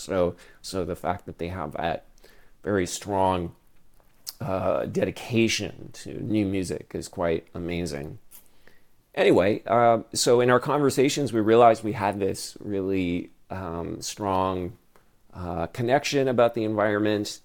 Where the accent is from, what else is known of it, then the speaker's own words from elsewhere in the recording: Ottawa, Ontario, Canada; also born or lived in Toronto; when I was growing up in Ottawa